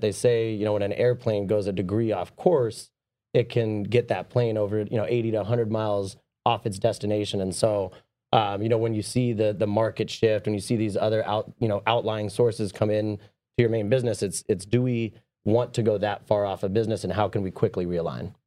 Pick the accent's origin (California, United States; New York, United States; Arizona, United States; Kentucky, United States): California, United States; San Diego; I grew up down in San Diego